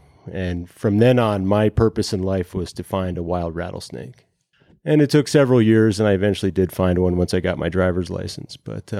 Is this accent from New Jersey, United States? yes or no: yes; Jersey Pine Barrens, New Jersey, United States; I grew up in the Jersey Pine Barrens, where rattlesnakes were as rare as hen's teeth.